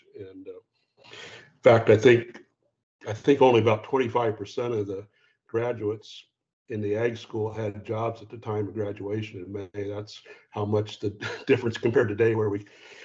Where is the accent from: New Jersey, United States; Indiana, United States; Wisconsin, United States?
Indiana, United States; Whitley County; I grew up in Whitley County, Indiana, which is northeast